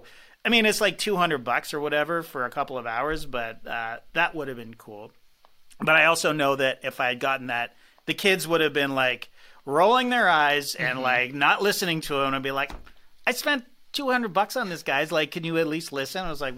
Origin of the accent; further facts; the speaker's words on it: Toronto, Ontario, Canada; also born or lived in London; I do not speak French. I'm from Toronto.